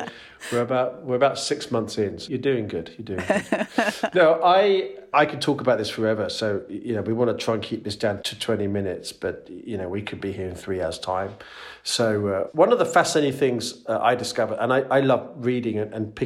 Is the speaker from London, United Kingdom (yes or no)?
yes; London, United Kingdom; moved away as an adult; also born or lived in Netherlands; now in Utrecht, Netherlands; I'm originally from London in the UK, but escaped about 18 years ago and now live over here in the Netherlands